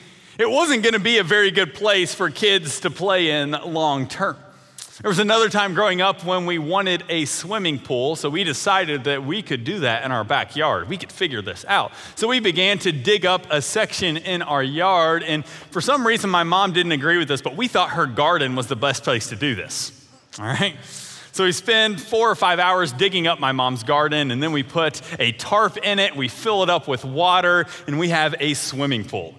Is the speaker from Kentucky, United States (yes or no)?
yes; Eastern Kentucky, United States; moved away as an adult; also born or lived in Grayson, Kentucky; now in Evansville, United States; born and raised in Eastern Kentucky